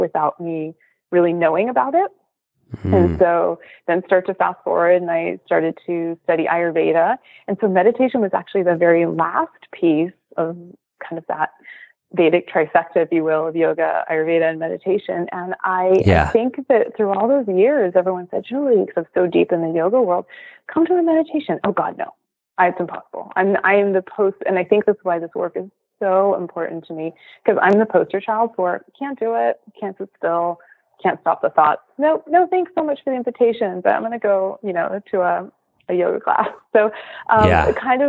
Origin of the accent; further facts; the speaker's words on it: Los Angeles, California, United States; moved away as an adult; also born or lived in Philadelphia; I'm from California originally. So I'm a native LA Californian, two generations